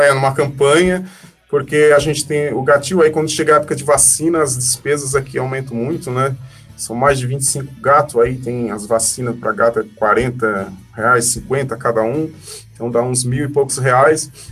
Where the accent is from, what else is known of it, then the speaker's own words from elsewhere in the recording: Criciúma, Santa Catarina, Brazil; also born or lived in Laguna; Eu nasci em Criciúma e morei muito tempo em Laguna.